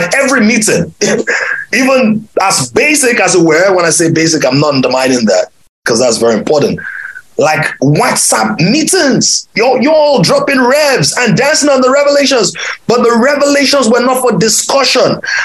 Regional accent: Ibadan, Oyo, Nigeria; moved away; when I was a little boy growing up in Ibadan

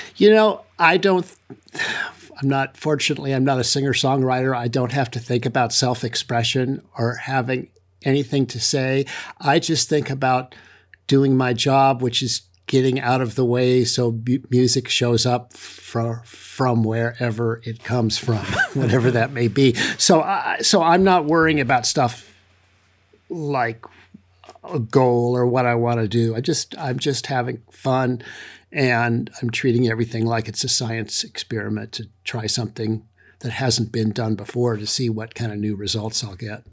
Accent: San Francisco Bay Area, California, United States; I was growing up in the San Francisco Bay Area

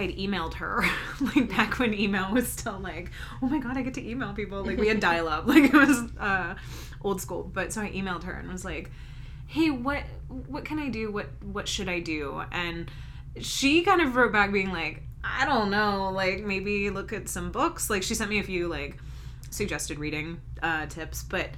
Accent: North Carolina, United States; now in Salem, United States; I am from North Carolina. I grew up in the Piedmont. And then I moved up to Asheville, North Carolina, which is in the Western Carolina Mountains.

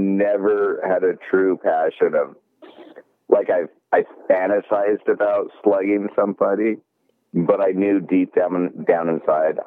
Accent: Tacoma, Washington, United States; I'm from Tacoma, and we're kind of close to Seattle

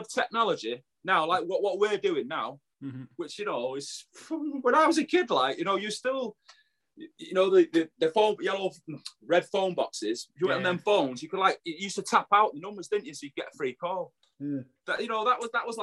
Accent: Manchester, North West England, United Kingdom; I'm from Burnage, Firetown, you know, you can probably tell that with the accent

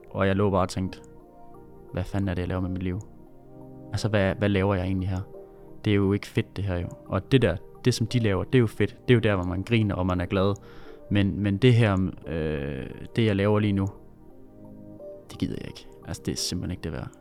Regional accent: Funen, Southern Denmark, Denmark; accent: Funen dialect; also born or lived in Odense; now in Horsens, Denmark; Jeg er Fynbo

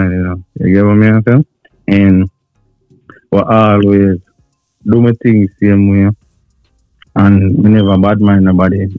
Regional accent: Kingston, Jamaica; moved away as an adult; now in United States; I was born in Jamaica, but I come to America since 2016

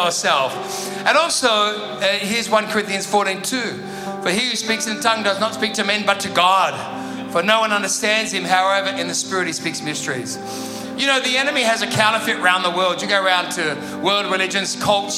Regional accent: Sydney, New South Wales, Australia; moved away; also born or lived in Perth; I'm from Sydney

